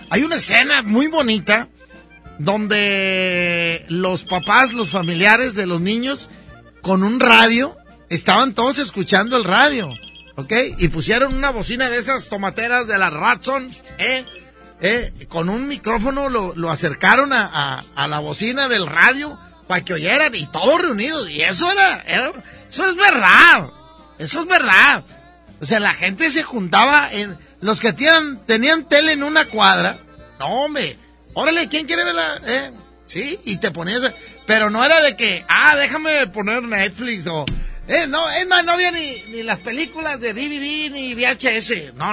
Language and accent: Spanish; Nuevo León, Mexico; born there; estoy hablando de los que nacimos aquí en Nuevo León, ¿verdad?